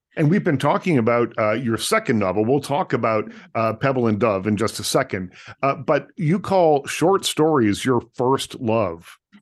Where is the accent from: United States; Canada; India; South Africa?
Canada; Lunenburg, Nova Scotia; I'm from small town Nova Scotia